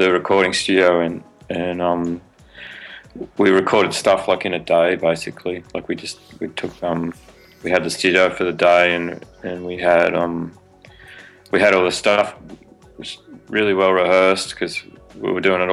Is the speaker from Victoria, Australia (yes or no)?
no; Sydney, New South Wales, Australia; I grew up in Sydney, so like in New South Wales